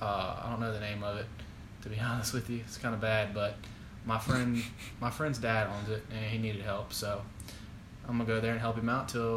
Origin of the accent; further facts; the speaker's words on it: Springfield, Louisiana, United States; moved away as an adult; I'm from Louisiana, born and raised. Moved up here for college 4 years ago and decided to stay after I graduated.